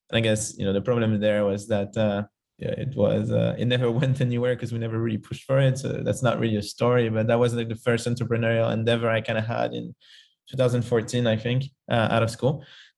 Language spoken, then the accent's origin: English; Paris, Île-de-France, France; English is a second language; moved away